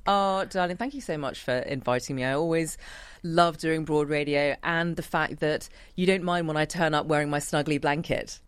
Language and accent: English; United Kingdom; accent: British; moved away as an adult; now in Australia; I've got a British accent because of my upbringing